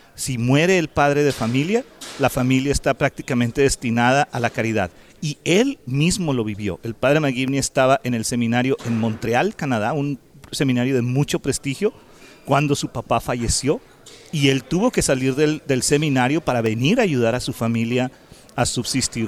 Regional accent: Mexico; now in United States; Nosotros somos inmigrantes de México, vivimos aquí en Estados Unidos

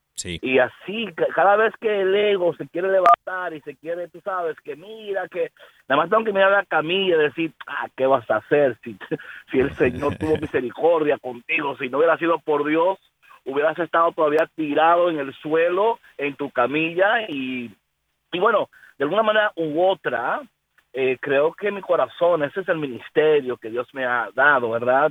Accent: New York, United States; now in Chicago, United States; Nací en Brooklyn, New York, ahí, ahí me crié en Brooklyn, New York

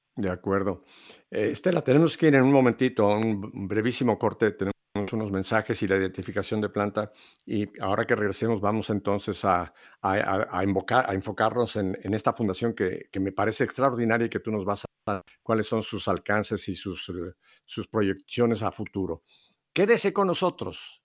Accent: Mexico; now in Miami, United States; tú y yo que somos, en México

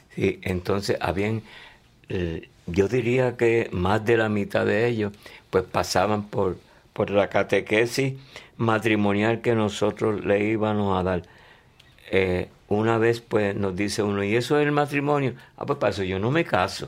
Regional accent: Hatillo, Puerto Rico; somos de Atillo

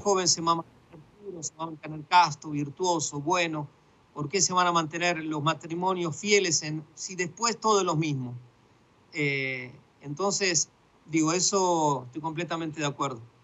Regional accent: Buenos Aires, Argentina; moved away as an adult; also born or lived in Egypt / Jordan; now in Gaza, Palestine; nací en el 69 y en Buenos Aires y, bueno, viví toda mi infancia ahí y mi adolescencia

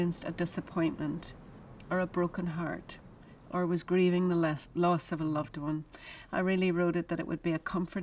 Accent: Ireland; now in United States; I'm an Irish woman. I've lived in America for a long time

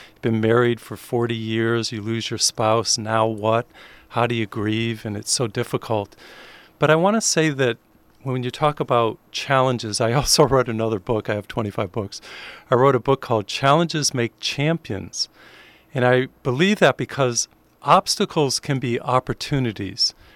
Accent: Springfield, Massachusetts, United States; I grew up in Springfield, Massachusetts

